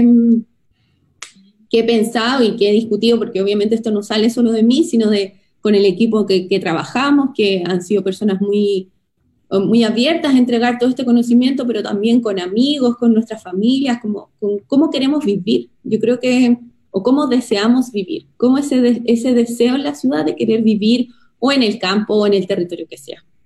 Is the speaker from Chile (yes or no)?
yes; Chile